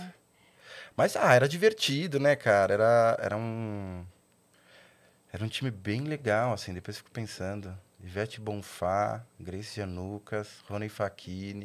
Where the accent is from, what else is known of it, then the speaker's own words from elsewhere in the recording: São Caetano do Sul, São Paulo, Brazil; eu nasci em São Caetano